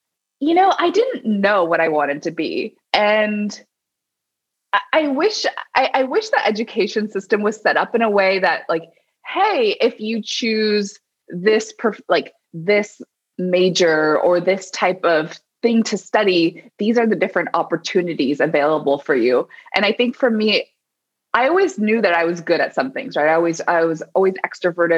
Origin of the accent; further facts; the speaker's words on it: Berkeley, California, United States; also born or lived in Colorado; I grew up in Berkeley, California